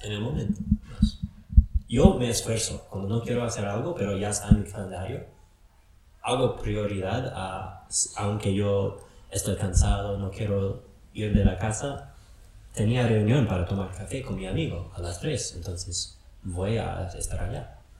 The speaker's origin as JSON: {"language": "Spanish", "region": "Wisconsin", "country": "United States", "tie": "born or raised there", "also_born_or_lived": "Philadelphia / San Francisco", "second_language": "Spanish", "moved": "as an adult", "lives_now": "Loja, Ecuador", "said": "Yo crecí en Wisconsin, arriba al norte, arriba de Chicago, donde hace mucho frío"}